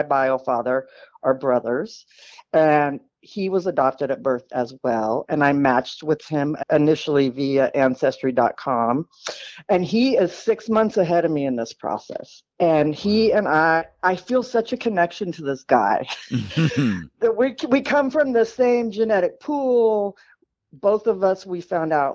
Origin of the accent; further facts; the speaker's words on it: San Diego, California, United States; also born or lived in Missouri; I grew up in a small college town in Missouri where both my parents taught. They were academics. And yeah, the divorce at 4 really kind of ripped that family apart, because 2 years later, my mom and I moved from Missouri to San Diego